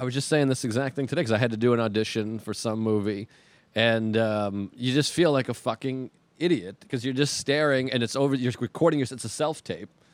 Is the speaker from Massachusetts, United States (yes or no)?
yes; Boston, Massachusetts, United States; moved away; I'm from Boston